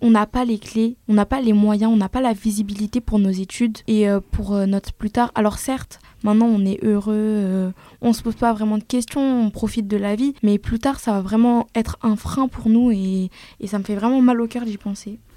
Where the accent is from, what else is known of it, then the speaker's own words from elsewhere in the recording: Argenteuil, Île-de-France, France; j'ai grandi à Argenteuil. C'est euh, dans la banlieue parisienne, dans le 95